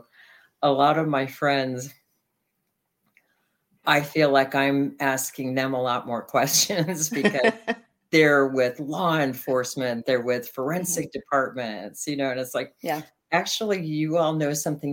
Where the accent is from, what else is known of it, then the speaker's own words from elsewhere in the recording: the South, United States; I grew up in the South with tons of very sweet tea